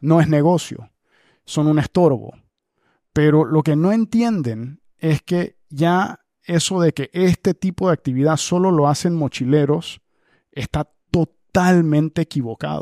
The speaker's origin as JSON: {"language": "Spanish", "country": "Panama", "said": "como panameño"}